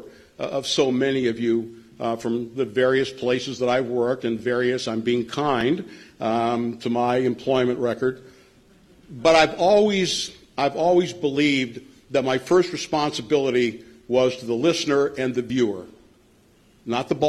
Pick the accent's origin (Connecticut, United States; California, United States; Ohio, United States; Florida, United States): Ohio, United States; Cleveland; moved away as an adult; now in Pittsburgh, United States; I'm from Cleveland